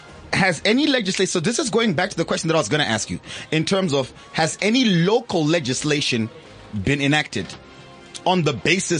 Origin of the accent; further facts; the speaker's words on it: Morocco; My home country, Morocco.